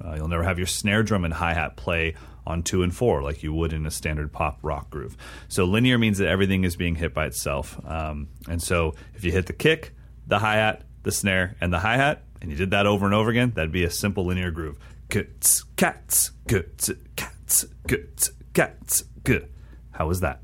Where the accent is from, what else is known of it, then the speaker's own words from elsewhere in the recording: Sacramento, California, United States; moved away; Sacramento, which is my hometown